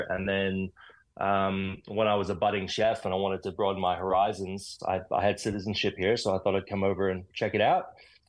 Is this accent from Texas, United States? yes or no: yes; Austin, Texas, United States; also born or lived in Toronto, Canada; now in Melbourne, Australia; mutt. my parents were Australian, but emigrated to the US. I was born in Canada and then raised in Texas.